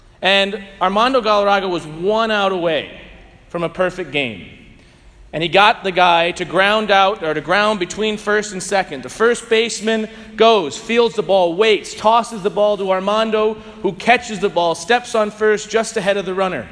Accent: St. Louis, Missouri, United States; now in Bloomington, United States; I grew up in St. Louis, so I'm a diehard Cardinal fan

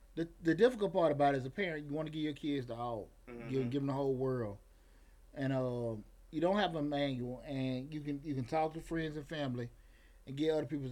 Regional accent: Atlanta, Georgia, United States; growing up in the 90s, growing up on Bankhead Highway

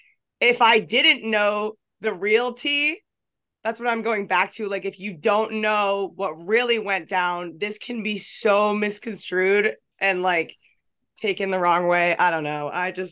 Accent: New England, United States; I'm from New England, not a huge college football area.

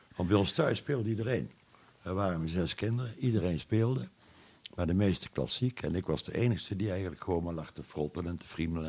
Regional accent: Boekel, North Brabant, Netherlands; ik ben een Brabander van huis uit. ik ben eh, geboren in Boekel

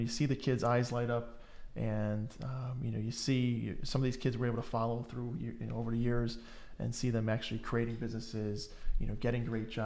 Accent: Connecticut, United States; born and raised in Connecticut. So lived here all my life

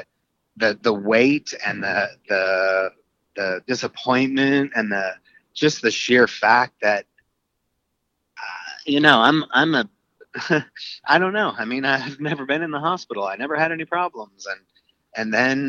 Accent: North Carolina, United States; we're from North Carolina

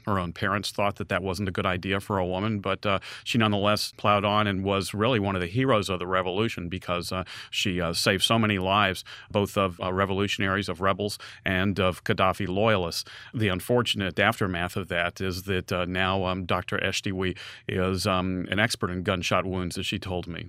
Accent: United States; when I would say with some hesitation, um, "The United States,"

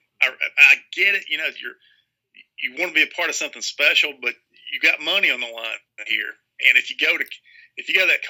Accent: Kingsport, Tennessee, United States; moved away; Dobbins Bennett, which is my hometown

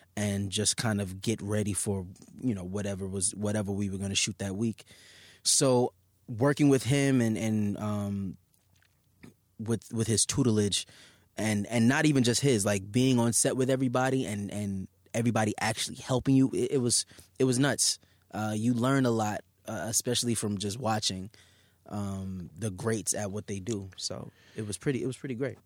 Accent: New York City, New York, United States; Staten Island

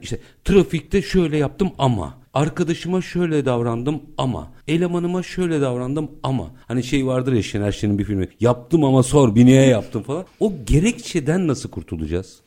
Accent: Istanbul, Turkey; ben doğma büyüme Bakırköylüyüm.

